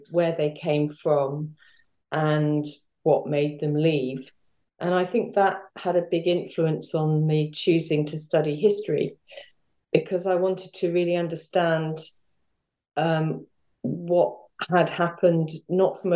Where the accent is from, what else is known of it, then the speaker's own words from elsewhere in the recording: London, United Kingdom; I grew up in North London.